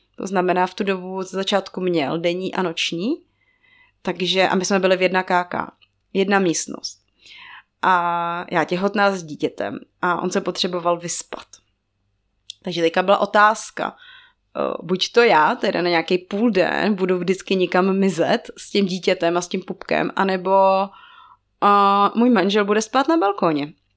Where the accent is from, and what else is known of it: Czechia; moved away as an adult; also born or lived in Togo